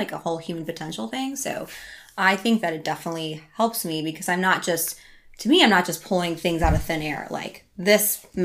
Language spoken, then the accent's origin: English; Iowa, United States; They hear you're American, and I'm like, I'm from Iowa.